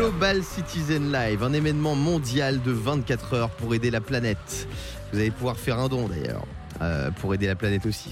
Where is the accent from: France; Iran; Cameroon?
France; Bas-Rhin, Grand Est; also born or lived in Nice; moi, je suis du Bas-Rhin